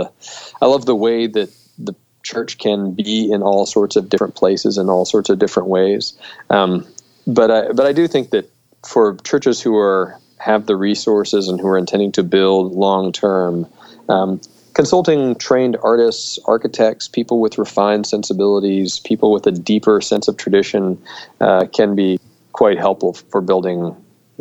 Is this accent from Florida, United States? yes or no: yes; Melbourne, Florida, United States; also born or lived in St Andrews; my hometown of Melbourne, Florida